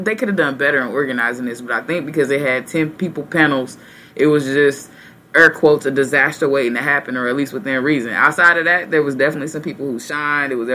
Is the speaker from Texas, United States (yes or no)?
yes; Texas, United States; the capital of Texas, the great state, my home state.